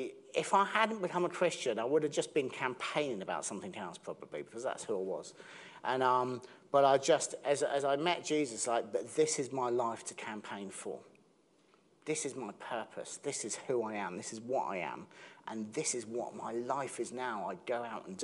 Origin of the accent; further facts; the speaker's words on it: Southampton, South East England, United Kingdom; I'm from Southampton